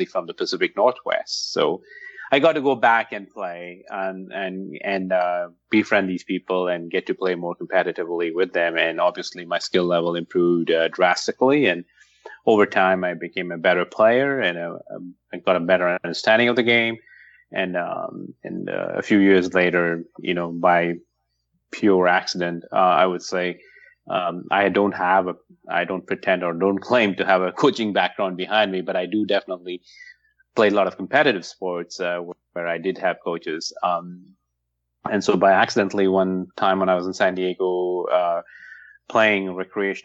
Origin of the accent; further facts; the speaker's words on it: France; moved away as an adult; also born or lived in Paris / Seattle area; now in Seattle, United States; I'm originally from France